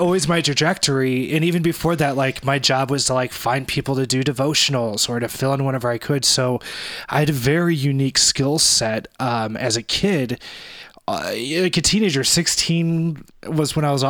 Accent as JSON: {"language": "English", "town": "Arnold", "region": "Missouri", "country": "United States", "tie": "born or raised there", "said": "Arnold, Missouri, which is my hometown"}